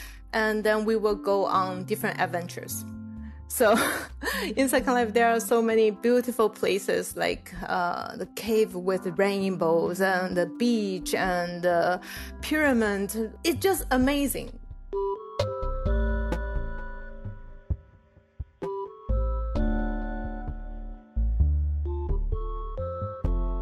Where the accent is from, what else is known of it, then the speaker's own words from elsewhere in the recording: Taiwan; moved away as an adult; also born or lived in Illinois, United States; I was from Taiwan, and Taiwan is pretty monoculture, like everything is Chinese and we all look the same.